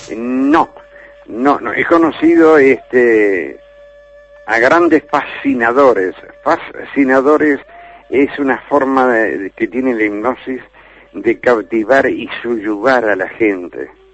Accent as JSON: {"language": "Spanish", "region": "Montevideo", "country": "Uruguay", "tie": "born or raised there", "said": "en mi tierra, en Montevideo"}